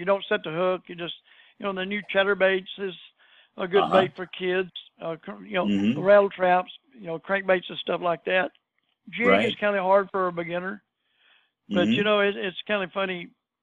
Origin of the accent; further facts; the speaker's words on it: Texas, United States; us guys from Texas